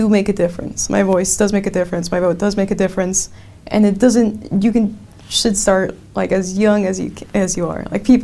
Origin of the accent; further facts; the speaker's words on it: Silicon Valley, California, United States; we're from Silicon Valley